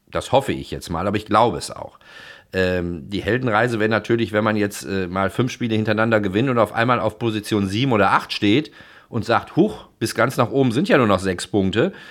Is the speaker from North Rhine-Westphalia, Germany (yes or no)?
yes; Duisburg, North Rhine-Westphalia, Germany; ich bin ja in Duisburg geboren, und bin Duisburger, auch wenn ich da jetzt schon lange nicht mehr wohne.